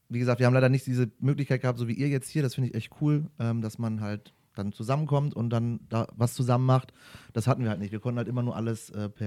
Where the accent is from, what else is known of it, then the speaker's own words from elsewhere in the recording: Duisburg, North Rhine-Westphalia, Germany; komme ich {S2} ja aus dem äh, wunderschönen Ruhrpott, {S0} äh, so. aus {S2} Duisburg am Rhein. Heißt, äh, da bin ich aufgewachsen